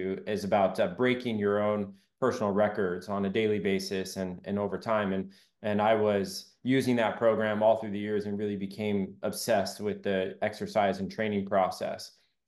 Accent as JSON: {"language": "English", "region": "Southern Arizona", "country": "United States", "tie": "born or raised there", "said": "growing up in Southern Arizona"}